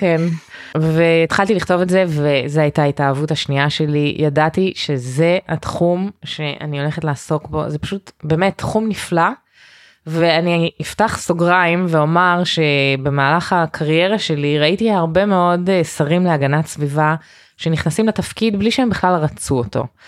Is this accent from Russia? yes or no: no; Canada; Hebrew is a second language; now in Israel; נולדתי בקנדה